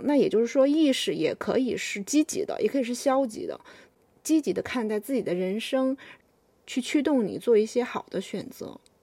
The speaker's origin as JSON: {"language": "Chinese", "country": "China", "said": "我们中国人"}